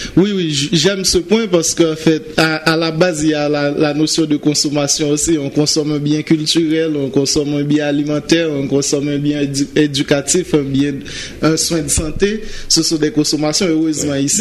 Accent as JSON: {"language": "French", "area": "Central Plateau", "region": "Centre", "country": "Haiti", "tie": "born or raised there", "also_born_or_lived": "Port-au-Prince, Haiti", "moved": "yes", "said": "j'ai commencé à jouer à l'église dans mon, ma ville natale, à la Bas, dans le plateau central."}